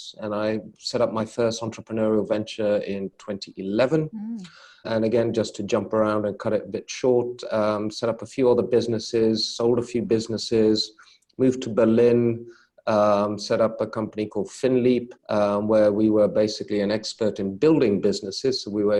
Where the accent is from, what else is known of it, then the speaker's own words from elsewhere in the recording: London, United Kingdom; now in Luxembourg; As you say, I was born and brought up in London.